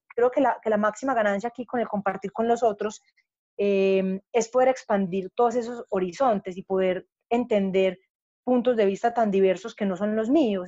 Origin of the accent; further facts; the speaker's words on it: Paisa, Antioquia, Colombia; yo soy paisa, estoy en, el, centro gestáltico de Medellín